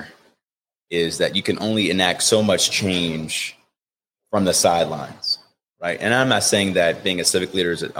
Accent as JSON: {"language": "English", "town": "Cleveland", "region": "Ohio", "country": "United States", "tie": "born or raised there", "said": "Growing up as a kid, you know, and going through what we grew up with in Mount Pleasant"}